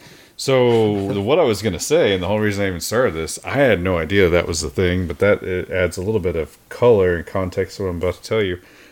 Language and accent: English; Bartlesville, Oklahoma, United States; I grew up in Bartlesville, which is 45 miles north of Tulsa. So Tulsa was the big city.